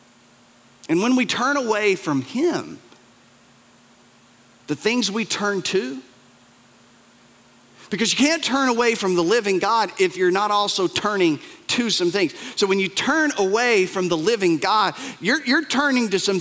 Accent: Appalachia, United States; we're from the Bible Belt. We're from Appalachia. We're from the mountains

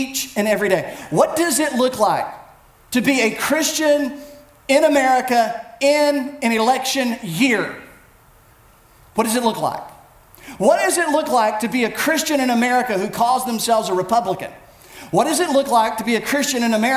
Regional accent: United States; as Americans, we are a people of rights

